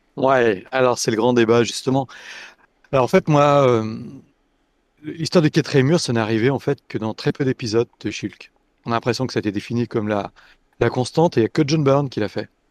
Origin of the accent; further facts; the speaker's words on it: Lyon, Auvergne-Rhône-Alpes, France; étant lyonnais